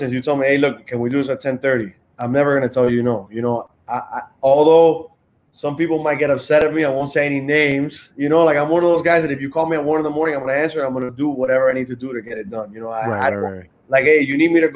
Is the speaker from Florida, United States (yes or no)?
yes; Miami, Florida, United States; I grew up in Miami